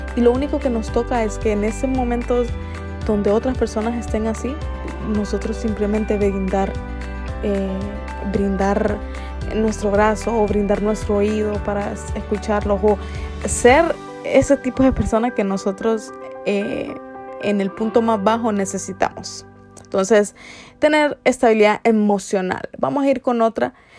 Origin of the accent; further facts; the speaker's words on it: Honduras; nosotros los hondureños